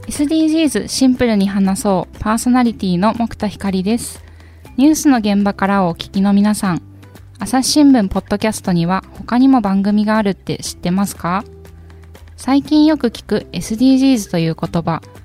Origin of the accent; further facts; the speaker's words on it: Kumamoto, Japan; also born or lived in Shizuoka; now in Osaka, Japan; 出身は熊本なんですけど、はい、えー、熊本で高校野球を経て